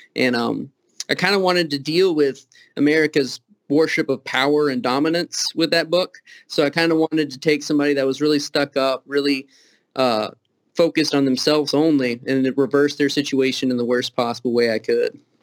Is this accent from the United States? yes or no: yes; Kentucky, United States; accent: Southern; also born or lived in Toledo, Ohio; Being from Kentucky